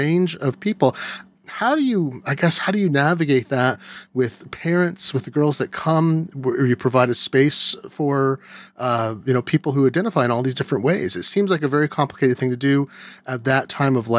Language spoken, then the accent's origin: English; Eugene, Oregon, United States; I grew up in Eugene, Oregon